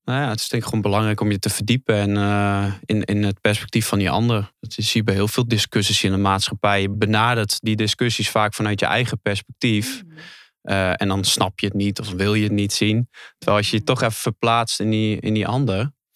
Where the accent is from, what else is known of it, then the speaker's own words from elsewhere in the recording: Netherlands; geboren in Nederland